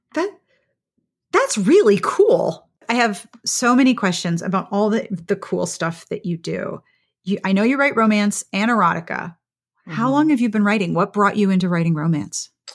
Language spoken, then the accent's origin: English; Pittsburgh, Pennsylvania, United States; now in South Carolina, United States; I grew up in Pittsburgh